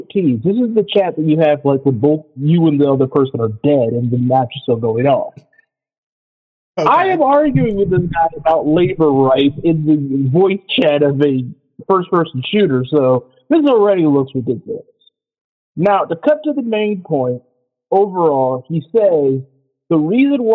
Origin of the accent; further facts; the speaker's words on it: Michigan, United States; I am from Michigan